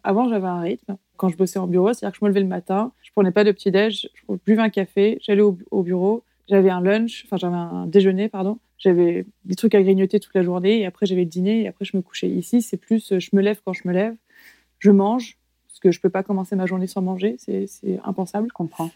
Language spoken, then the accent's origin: French; France; moved away as an adult; now in New Zealand; moi j'ai grandi en France, mais à l'intérieur des terres